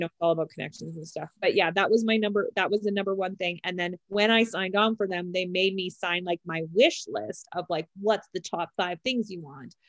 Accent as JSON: {"language": "English", "country": "Canada", "said": "We're both Canadian"}